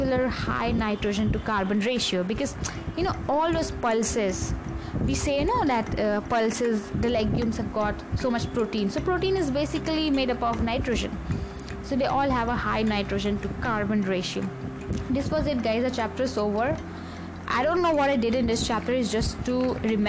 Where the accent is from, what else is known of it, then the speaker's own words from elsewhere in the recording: India; I'm an Indian first and always